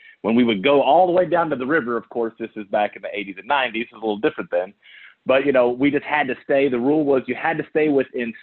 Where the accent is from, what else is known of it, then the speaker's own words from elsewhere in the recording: Odessa, Texas, United States; I am a West Texas kid, born and raised in the oil fields of Odessa, Texas